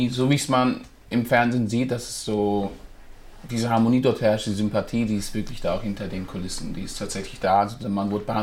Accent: Rastatt, Baden-Württemberg, Germany; ich bin 25 Jahre, ich komme aus Rastatt.

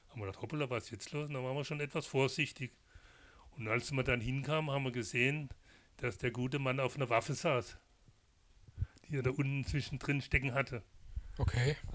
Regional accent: Baden-Württemberg, Germany; Ist auch meine Heimat, die Badischen

